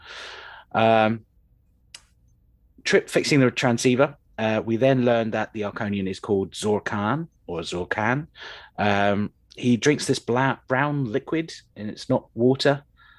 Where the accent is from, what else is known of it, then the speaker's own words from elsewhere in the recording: United Kingdom; we seem to do as Brits